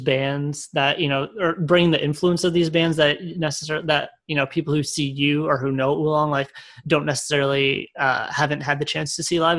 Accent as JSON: {"language": "English", "region": "Connecticut", "country": "United States", "said": "I'm from Connecticut"}